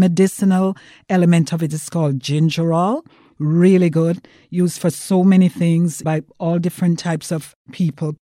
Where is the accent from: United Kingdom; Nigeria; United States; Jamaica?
Jamaica; I'm from Jamaica